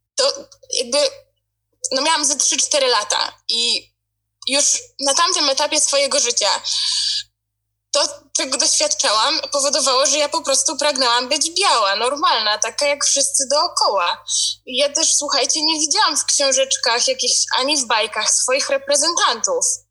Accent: Poland; now in United Kingdom; ja jakby wychowywałam się w Polsce, wśród, um, od dzieciństwa mieszkam w Polsce cały czas

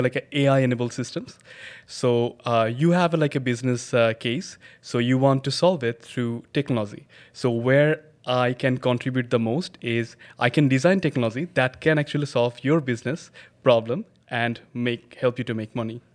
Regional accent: Dhaka, Dhaka Division, Bangladesh; I was born and raised in Bangladesh, Dhaka, Bangladesh

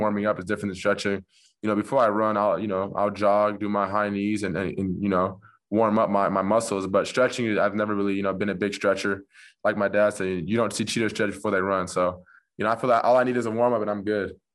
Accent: Orange County, California, United States; I'm from Orange County originally, so, you know, about fifteen, twenty minutes away from Newport

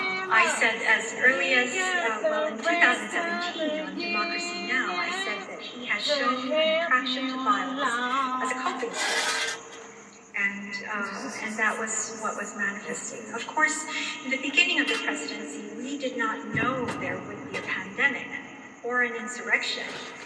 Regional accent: New York, United States; Well, I grew up in New York

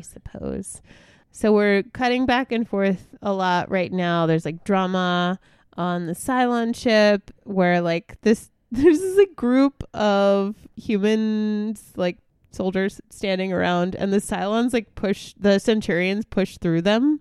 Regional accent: New York, United States; moved away as an adult; now that I'm leaving my home state

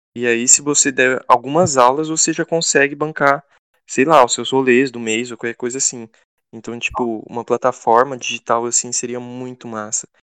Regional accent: interior of Goiás, Brazil; moved away as an adult; now in Sorocaba, Brazil; eu sou do interior de Goiás

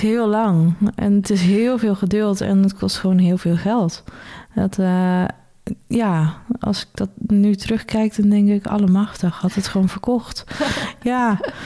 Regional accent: Benthuizen, South Holland, Netherlands; also born or lived in Zoeterwoude; Ik ben opgegroeid of geboren in Benthuizen

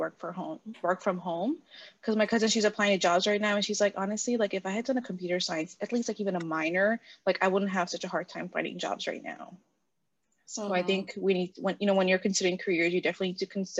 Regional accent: India; moved away; I'm from India, so I would eventually want to go back to India

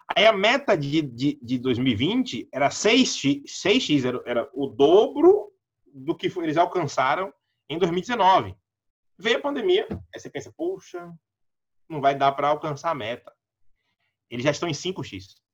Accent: Salvador, Bahia, Brazil; Eu nasci, cresci no Cabula, perto do campus 1 da UNEB

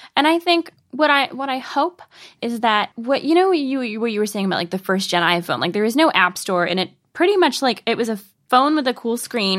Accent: the Northwest, Pacific Northwest, United States; I'm from the Northwest

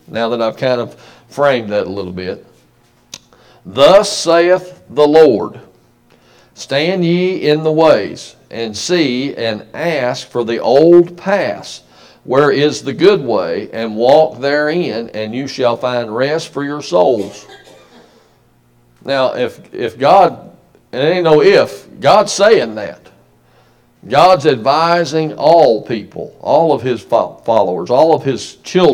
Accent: United States; we as an American people

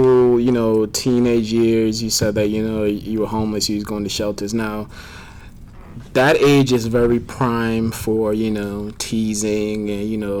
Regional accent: St. Vincent & Grenadines; I'm from St. Vincent

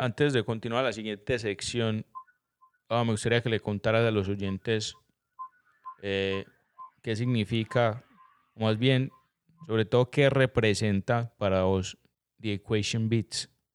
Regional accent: Colombia; siendo colombiano

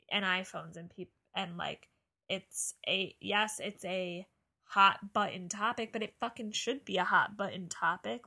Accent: New Jersey, United States; growing up in New Jersey

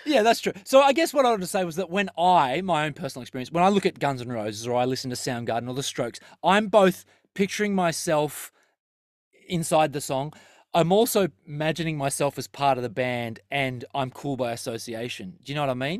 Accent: Terrigal, New South Wales, Australia; where we grew up in Terrigal, there was always five Thai restaurants down the strip.

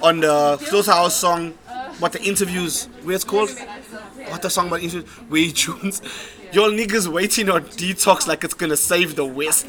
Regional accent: South Africa; we, as a South African music industry and as South African people

